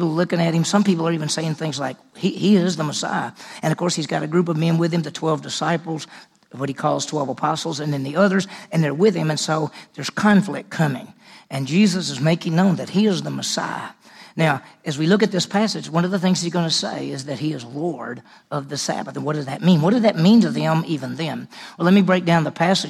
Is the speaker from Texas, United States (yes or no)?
no; Mississippi, United States; I grew up in Mississippi